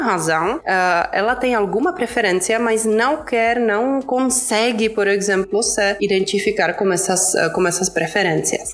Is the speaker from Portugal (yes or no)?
no; Czechia; Portuguese is a second language; moved away as an adult; also born or lived in Prague; now in São Paulo, Brazil; eu sou da República Tcheca, então como eu falei, não sou brasileira brasileira